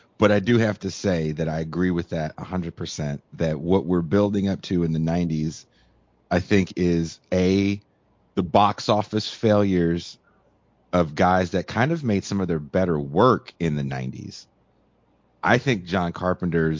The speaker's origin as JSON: {"language": "English", "region": "California", "country": "United States", "tie": "born or raised there", "said": "growing up in California"}